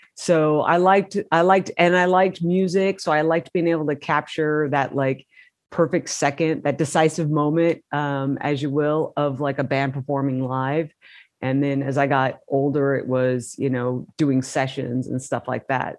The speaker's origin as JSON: {"language": "English", "town": "Modesto", "region": "California", "country": "United States", "tie": "born or raised there", "said": "I grew up in Modesto, California, which is 90 miles east of San Francisco"}